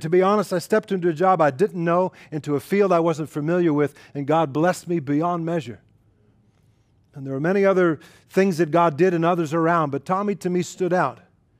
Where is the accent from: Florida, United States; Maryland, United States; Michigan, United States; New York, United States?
New York, United States; And I grew up in New York, and so I appreciated his loudness, but his language that went along with it.